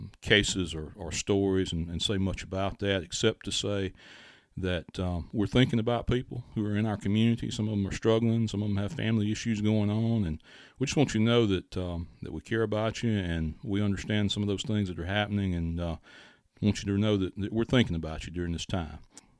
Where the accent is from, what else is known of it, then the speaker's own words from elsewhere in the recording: Mathiston, Mississippi, United States; why is it important that if I'm from Mathiston that I know who Mr. Mathis was